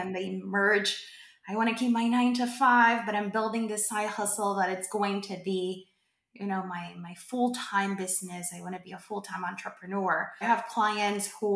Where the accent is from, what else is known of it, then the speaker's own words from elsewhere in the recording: Puerto Rico; I am from Puerto Rico. I am Boricua